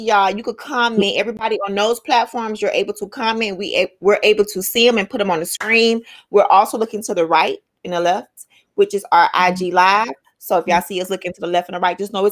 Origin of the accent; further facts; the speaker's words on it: Miami, Florida, United States; I'm from Miami